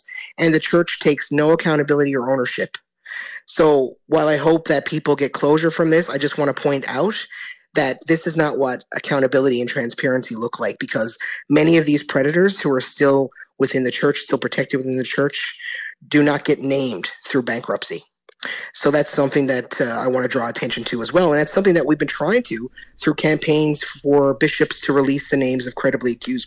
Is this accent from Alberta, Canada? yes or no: no; Newfoundland and Labrador, Canada; I come from Newfoundland and Labrador